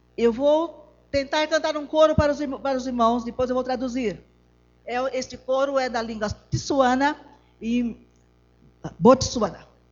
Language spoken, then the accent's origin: Portuguese; Brazil; moved away as an adult; also born or lived in Mozambique; now in Botswana; Somos brasileiros, somos apenas quatro adultos e uma criança